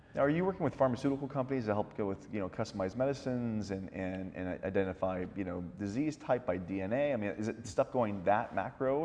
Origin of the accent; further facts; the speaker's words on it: Washington, United States; Washington State, mm-hmm. my hometown